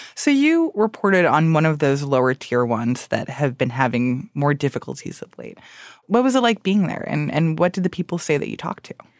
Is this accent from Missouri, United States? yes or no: no; Miami, Florida, United States; I grew up in Miami